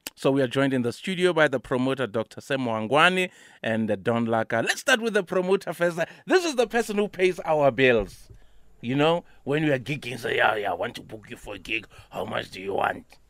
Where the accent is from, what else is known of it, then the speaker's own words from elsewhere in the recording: Soweto, Gauteng, South Africa; I'm from Piemville